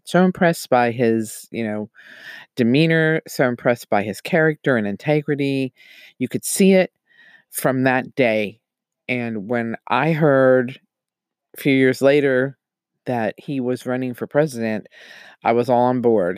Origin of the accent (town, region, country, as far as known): United States